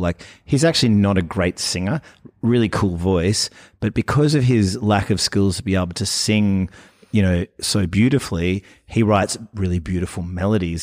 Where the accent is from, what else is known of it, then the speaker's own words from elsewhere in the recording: Fremantle, Western Australia, Australia; I am from Fremantle